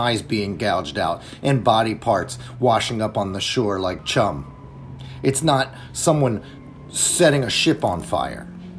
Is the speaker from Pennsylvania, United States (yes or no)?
yes; Pennsylvania, United States; It's just because growing up in this area, growing up in the Delco area, Delaware County, we used to vacation at the beach every summer.